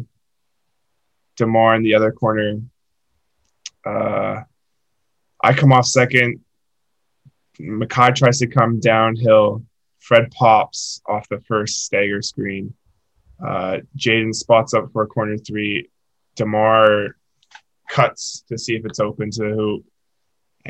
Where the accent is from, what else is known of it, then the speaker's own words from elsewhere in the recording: North Vancouver, British Columbia, Canada; moved away; my hometown. This place called Lynn Canyon